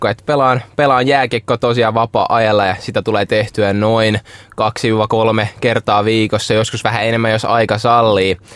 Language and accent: Finnish; Russia; born there; ja mä tuun, mä oon syntynyt Venäjällä ja mä pelaan jääkiekkoa